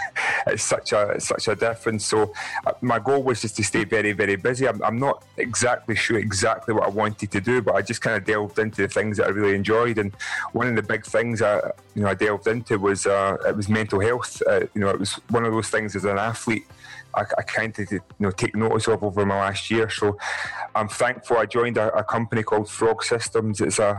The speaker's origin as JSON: {"language": "English", "region": "Scotland", "country": "United Kingdom", "said": "I'm 6'10\", I'm black, and I'm Scottish."}